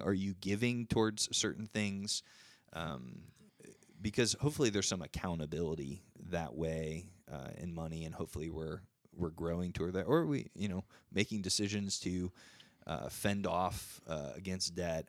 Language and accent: English; United States; I'm an American